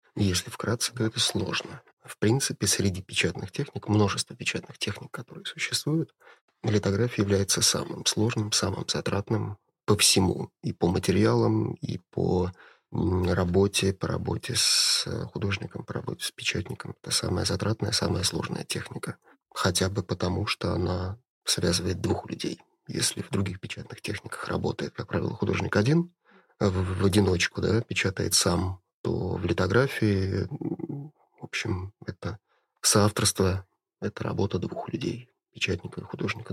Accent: Saint Petersburg, Russia; я коренной ленинградец, и у меня как у жителя города, как у человека, родившегося в этом городе

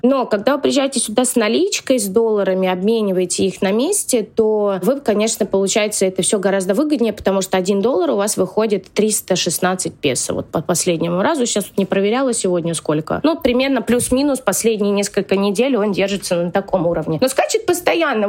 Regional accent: Russia; moved away as an adult; now in Argentina; я родилась в России

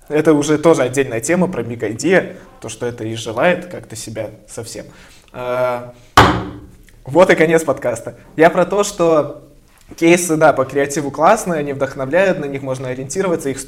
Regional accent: Belarus; Я первый белорус в Сеттерс.

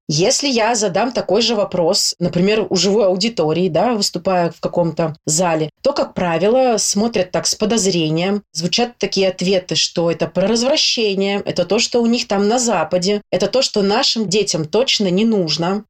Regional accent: Saint Petersburg, Russia; я из Санкт-Петербурга

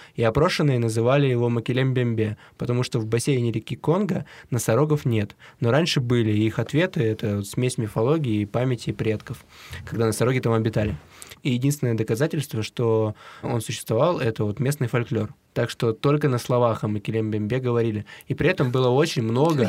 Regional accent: Siberia, Russia; Мы из Сибири

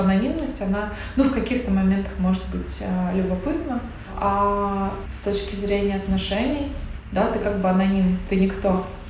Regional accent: Tatarstan, Russia; moved away; я выросла и живу в Татарстане, у нас здесь есть некоторая специфика всего

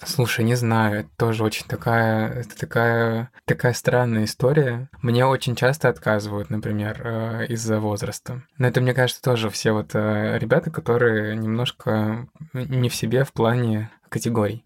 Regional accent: Siberia, Russia; Я приехал с Сибири, в Семиис

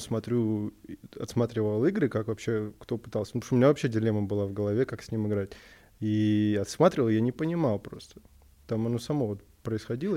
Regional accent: Moscow, Russia; Я москвич

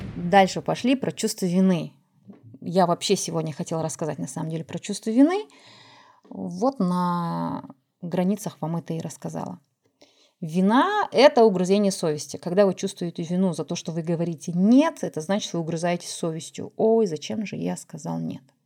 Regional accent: Kazakhstan; я тоже казашка, я выращена в традициях

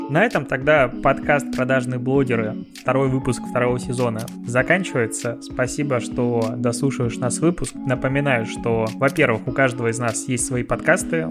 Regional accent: Belarus; moved away; у меня на родине. В Беларуси

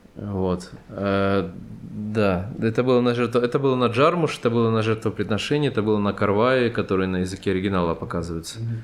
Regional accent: Rostov-on-Don, Rostov Oblast, Russia; moved away as an adult; now in Yerevan, Armenia; Я же родом из Ростова-на-Дону

